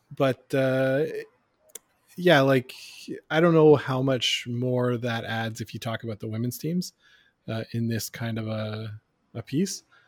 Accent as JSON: {"language": "English", "country": "Canada", "tie": "born or raised there", "said": "all growing up in Canada."}